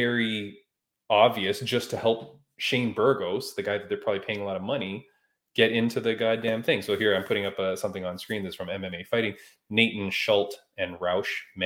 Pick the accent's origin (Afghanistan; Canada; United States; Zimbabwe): Canada; I'm Canadian.